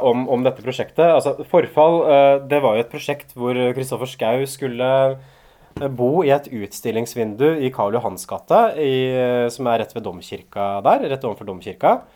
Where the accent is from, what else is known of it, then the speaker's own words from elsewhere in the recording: Hamar, Innlandet, Norway; Da jeg vokste opp på Hamar, liksom da jeg var tenåring